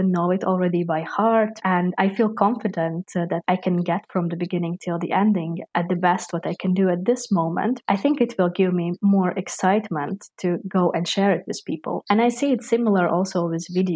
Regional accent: Latvia; now in Netherlands; I am from Latvia, from the small country, because there we have a really, really still big possibility to study different arts from an early age.

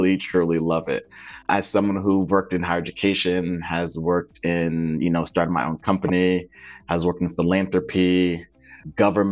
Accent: Windsor, Connecticut, United States; I was born and raised in Windsor, Connecticut

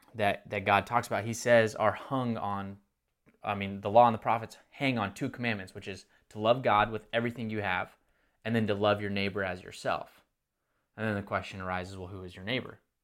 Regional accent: Texas, United States; now in Marietta, United States; I wasn't born um, in Texas, but grew up in Texas

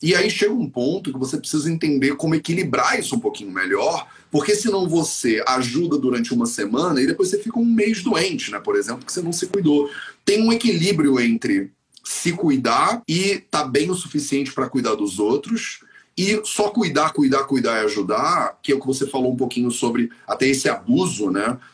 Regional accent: Rio de Janeiro, Brazil; Eu sou carioca

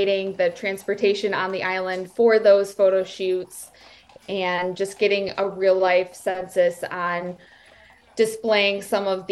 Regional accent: Traverse City, Michigan, United States; I grew up in Traverse City, Michigan

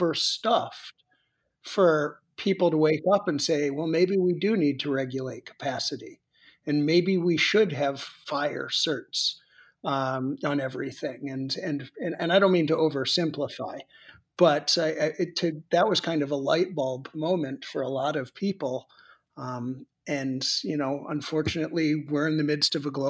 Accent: Boston, Massachusetts, United States; I'm from the Boston area

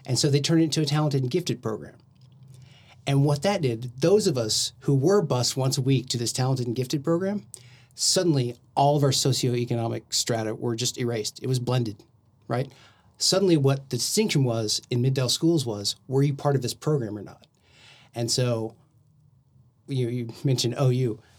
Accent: Del City, Oklahoma, United States; I grew up in Dell City

